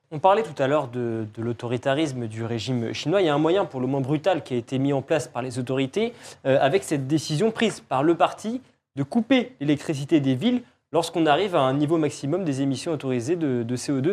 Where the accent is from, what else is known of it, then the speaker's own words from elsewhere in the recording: France; en tant que Français